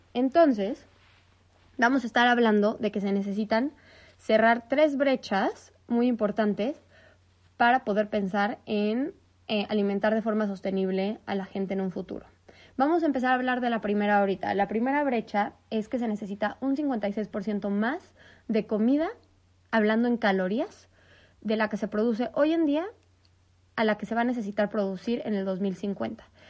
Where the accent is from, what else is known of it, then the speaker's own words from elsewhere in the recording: Mexico; nosotros, en México, que somos partes de Norteamérica